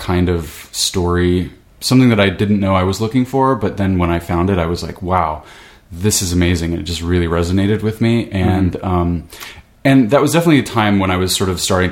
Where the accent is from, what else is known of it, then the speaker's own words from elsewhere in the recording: southern Idaho, United States; I was growing up in Idaho, southern Idaho.